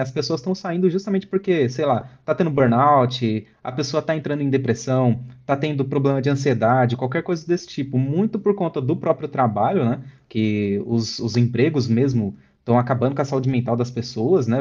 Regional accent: São Bernardo do Campo, São Paulo, Brazil; lá em São Bernardo, de onde eu sou

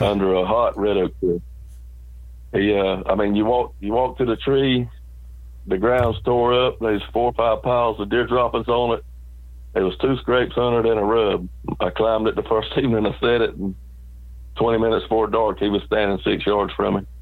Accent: South Georgia, United States; I was raised in South Georgia, out in the country on a farm

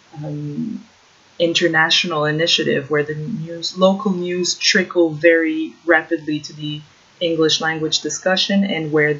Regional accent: Ottawa, Ontario, Canada; moved away as an adult; also born or lived in Czech Republic; now in Warsaw, Poland; studying Central and Eastern European politics back in Ottawa, in my hometown

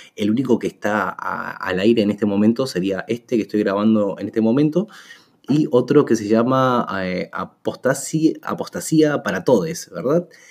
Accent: Uruguay; soy de Uruguay

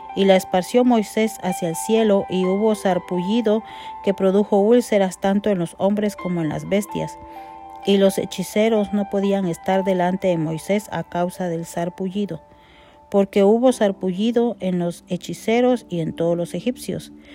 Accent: Guatemala; como decimos en mi país, Guatemala

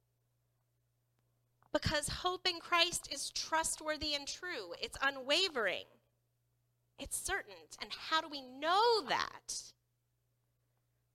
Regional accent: the Bible Belt, Southern United States, United States; Growing up in the Bible Belt, even as a Lutheran

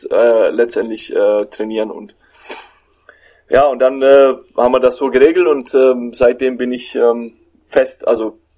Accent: Fürth, Bavaria, Germany; ich bin nach Leverkusen äh, zurück hier in meine Heimat gekommen, nach Fürth

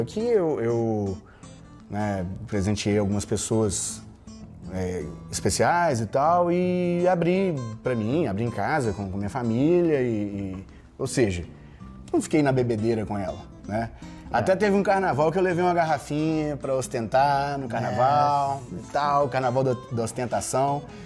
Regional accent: Viçosa, Brazil; Viçosa, minha terra natal

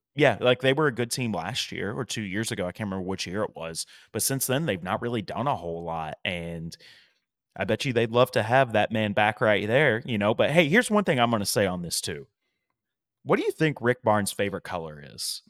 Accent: East Tennessee, United States; moved away as an adult; now in Nashville, United States; I grew up in East Tennessee

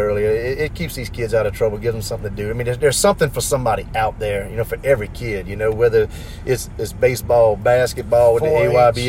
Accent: St. Amant, Louisiana, United States; I come from Santa Monica.

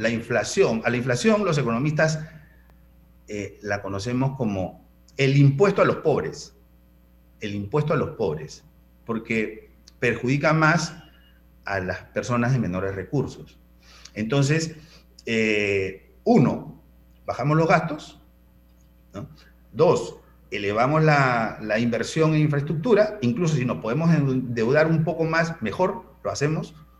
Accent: Panama; los panameños casi todos tenemos deuda

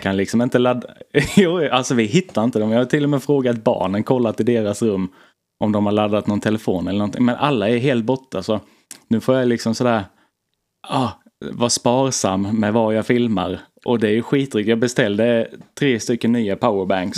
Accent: Blekinge, Sweden; moved away; jag var hemma i Blekinge på semester

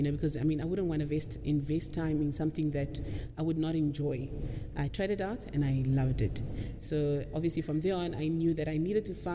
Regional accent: Windhoek, Khomas, Namibia; moved away as an adult; also born or lived in Oranjemund, Namibia; now in Ongwediva, Namibia; I am from Windhoek. I lived there for most of my life. I was born in Oranjemund.

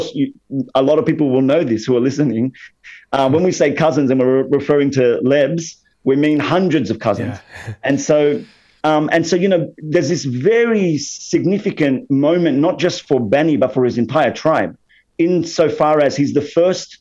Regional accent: Australia; being a Lebanese Muslim Alawite growing up in Australia

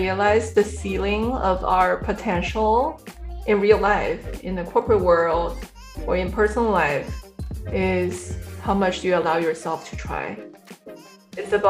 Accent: China; also born or lived in central China / east coast of China; a typical Chinese kids growing up in China first in a third tier city, which is huge.

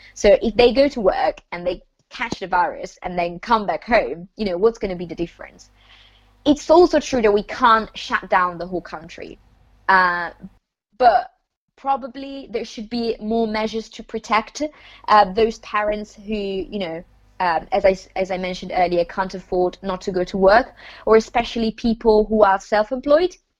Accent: Lombardy, Italy; moved away; I am from the north of Italy, which is the part that's been affected the most. So um, I come from Lombardy.

